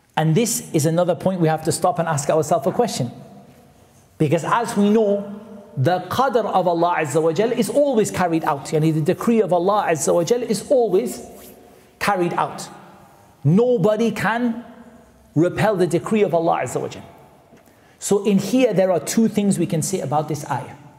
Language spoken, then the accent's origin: English; Newcastle upon Tyne, North East England, United Kingdom; I'm from Newcastle, which is not that far away